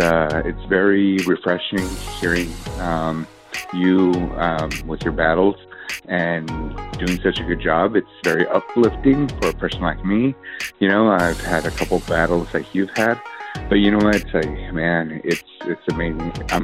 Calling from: El Centro, California, United States; I'm calling from El Centro.

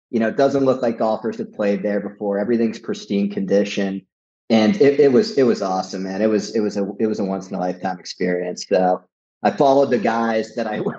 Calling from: Hilton Head, South Carolina, United States; I am. I'm live from Hilton Head.

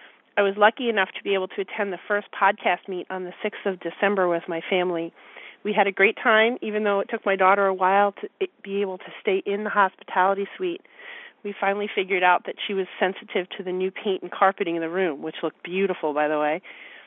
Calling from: Philadelphia, Pennsylvania, United States; I'm calling from the Philadelphia area.

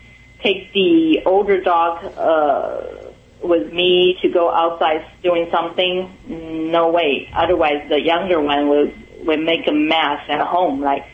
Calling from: Pasadena, California, United States; I'm calling from Pasadena, California.

